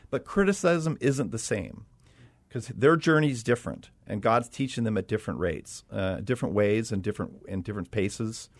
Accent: Los Angeles, California, United States; moved away as an adult; I'm from Los Angeles

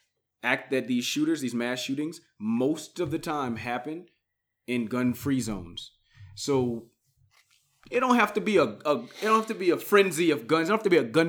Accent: Louisiana, United States; moved away as an adult; also born or lived in Acadiana, Louisiana; now in Colorado, United States; I'm not a native. I'm from Louisiana. I've only been here for a year

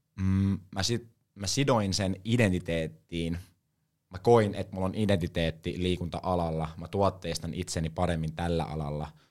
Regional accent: Helsinki, Uusimaa, Finland; now in Savonlinna, Finland; mä oon Helsingistä, eli Hesoist, niin kuin tää päin sanotaan, mutta oikeasti mä oon stadista.

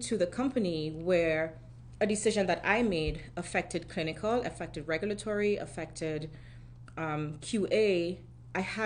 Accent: Trinidad & Tobago; moved away as an adult; also born or lived in Germany; now in United States; So I'm from Trinidad and Tobago originally, which is in the Caribbean.

